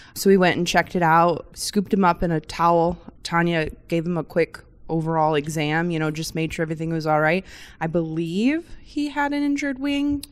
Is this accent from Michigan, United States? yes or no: yes; Michigan, United States; I grew up in Michigan, a little bit different, no ocean around me, but we grew up on the lakes